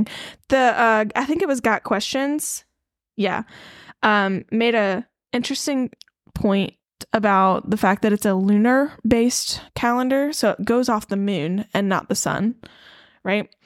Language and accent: English; the South, United States; Growing up in the South as a Christian